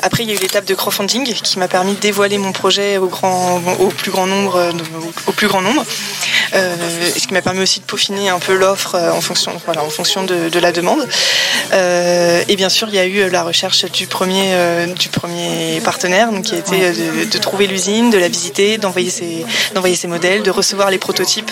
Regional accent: Paris region, Île-de-France, France; moved away as an adult; now in Le Havre, France; je suis originaire de la région parisienne et habite au Havre depuis trois ans

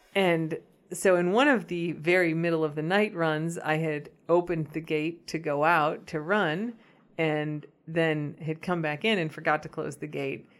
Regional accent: United States; as an American

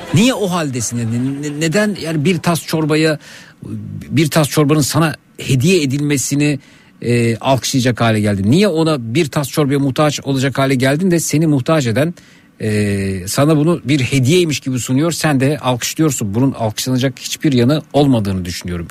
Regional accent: Şile, Istanbul, Turkey; bir Şileli olarak

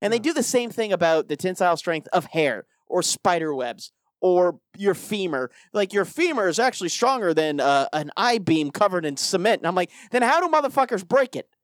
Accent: Colorado, United States; I grew up in Colorado

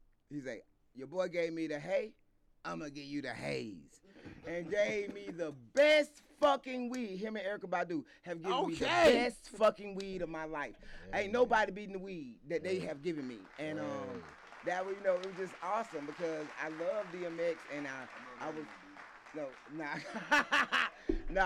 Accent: United States; we're American. There's a unique experience to being Black American

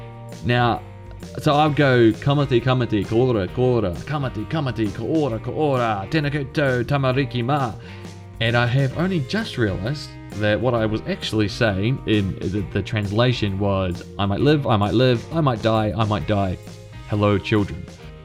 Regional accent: New Zealand; A bit about me, I was born in New Zealand and I've lived here ever since. I don't have any Māori heritage or ancestry as far as I'm aware of, so growing up I had very little interest and input and exposure to Māori language and culture.

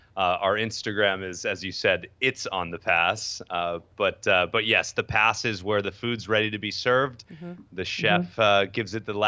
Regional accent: New York, United States; also born or lived in Southern California; I'm from Southern California originally, although spent the majority of sort of my upbringing in New York as well. Both my parents are from New York, so I kind of bounce back and forth between SoCal and in New York.

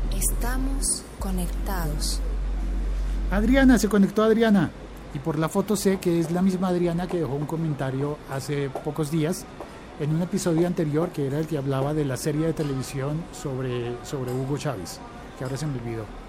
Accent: Colombia; yo como colombiano

